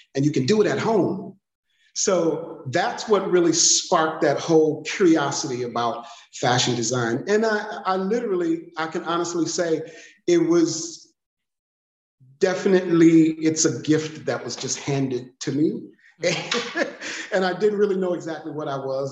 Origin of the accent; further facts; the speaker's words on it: Detroit, Michigan, United States; I'm from Detroit